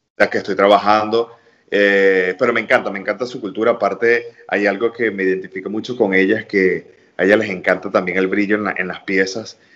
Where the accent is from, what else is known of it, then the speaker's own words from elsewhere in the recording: Venezuela; now in New York, United States; como venezolano